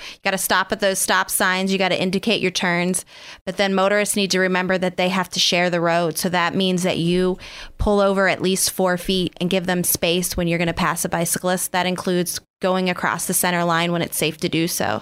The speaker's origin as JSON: {"language": "English", "town": "Oil City", "region": "Pennsylvania", "country": "United States", "tie": "born or raised there", "said": "I grew up outside of Oil City"}